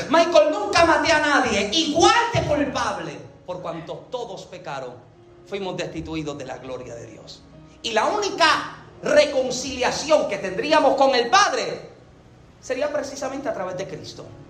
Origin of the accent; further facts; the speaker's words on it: Yauco, Puerto Rico; yo nací en Yauco, Puerto Rico